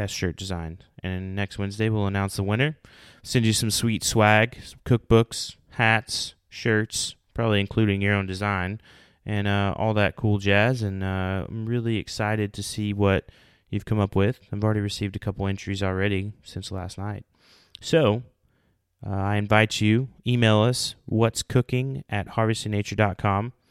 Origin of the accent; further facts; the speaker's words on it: Oklahoma, United States; moved away; I'm in the great state of Oklahoma. Many of you know my home state